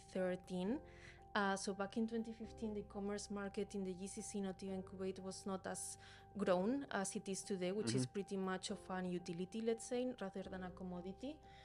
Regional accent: Spain; as you may guess from my name, I am from Spain.

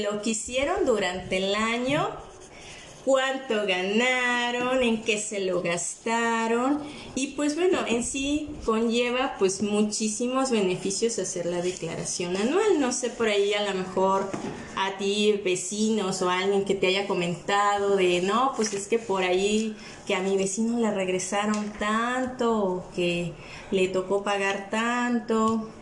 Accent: Mexico; siendo mexicanos

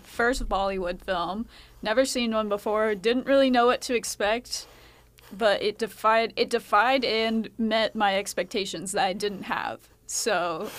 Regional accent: United States; as an American

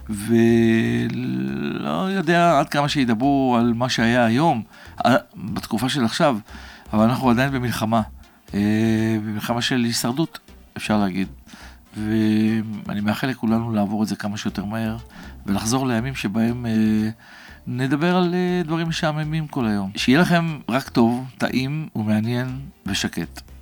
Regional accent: Kfar Saba, Central District, Israel; מעבר לפרדסים שהיו מסביב לשכונה שבה גדלנו בכפר סבא, בשיקום ותיקים, אני עצמי גדלתי אצל הסבתא שלי

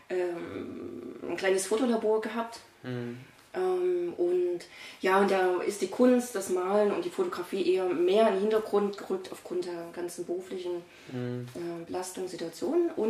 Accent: Dresden, Saxony, Germany; now in Leipzig, Germany; Okay, ursprünglich ähm, bin ich aus Dresden, mhm. äh, habe da jahrelang gelebt und seit 2018 bin ich nach Leipzig umgezogen.

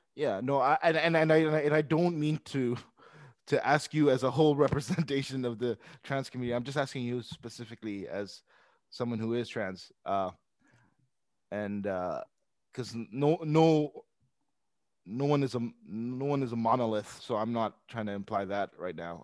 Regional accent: Pakistan; I'm Pakistani myself

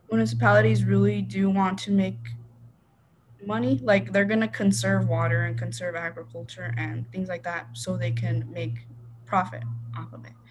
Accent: Rio Rico, Arizona, United States; I grew up in Rio Rico, Arizona, which is an hour away from Tucson

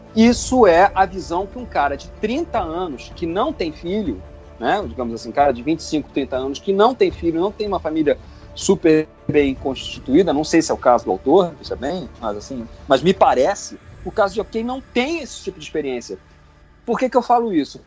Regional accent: Rio de Janeiro, Brazil; Eu, como carioca emérito

